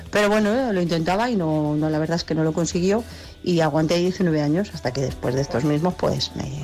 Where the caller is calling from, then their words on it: Barcelona, Catalonia, Spain; Buenos días … de Barcelona.